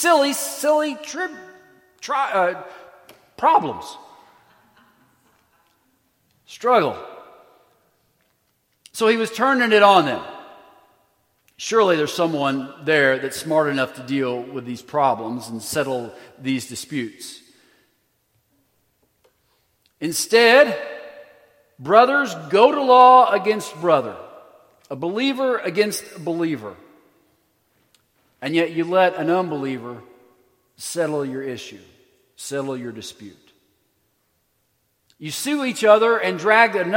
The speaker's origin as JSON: {"language": "English", "country": "United States", "said": "we as American Christians"}